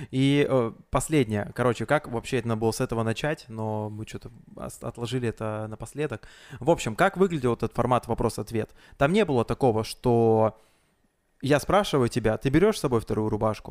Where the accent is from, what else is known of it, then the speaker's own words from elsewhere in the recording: Blagoveshchensk, Amur Oblast, Russia; с Дальнего Востока, с Благовещенска приехал, вот там мир мероприятие веду